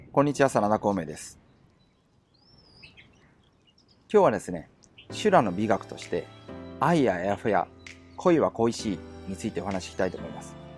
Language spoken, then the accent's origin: Japanese; Japan; 僕たち日本で生まれ育った日本人